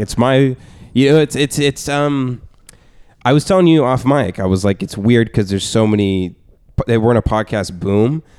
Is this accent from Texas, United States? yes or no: yes; Abilene, Texas, United States; moved away as an adult; now in Los Angeles, United States; I was banned from the only open mic in my hometown. of Abilene, Texas